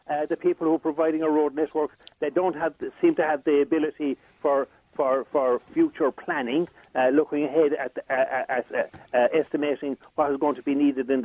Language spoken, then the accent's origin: English; Castlecomer, Leinster, Ireland; now in Cork, Ireland; down here in Cork, where I'm based, I'm originally from Kilkenny, from Castle Cormor, County Kilkenny, but down here in Cork, where I'm living